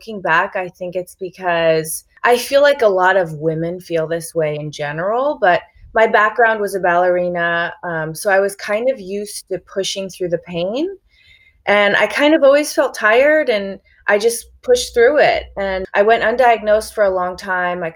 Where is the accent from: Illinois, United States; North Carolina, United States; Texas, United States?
Illinois, United States; Chicago; now in California, United States; I grew up in Chicago, just in like a standard American Midwestern kind of environment